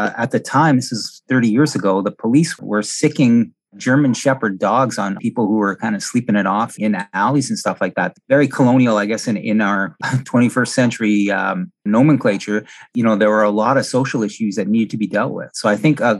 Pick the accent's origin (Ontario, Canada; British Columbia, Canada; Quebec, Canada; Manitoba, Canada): Ontario, Canada; Northern; moved away; also born or lived in Winnipeg; I grew up in Northern Ontario